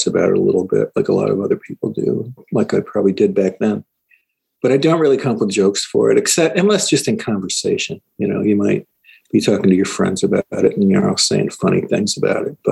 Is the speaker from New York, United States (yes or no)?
yes; Syracuse, New York, United States; I grew up in Syracuse